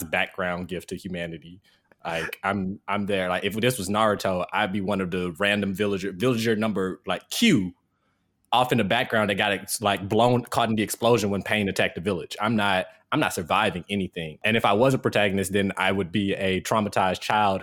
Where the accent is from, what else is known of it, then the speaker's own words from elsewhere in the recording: Jackson, Mississippi, United States; now in North Carolina, United States; my city, Jackson, Mississippi, my hometown